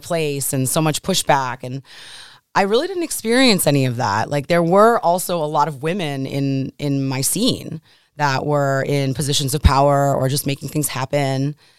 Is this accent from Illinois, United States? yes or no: no; Buffalo, New York, United States; also born or lived in São Paulo, Brazil; I grew up in Buffalo